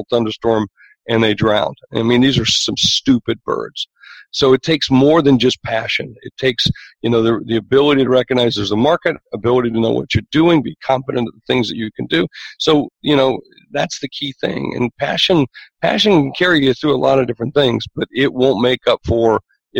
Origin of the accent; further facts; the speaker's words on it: South Dakota, United States; I'm from South Dakota.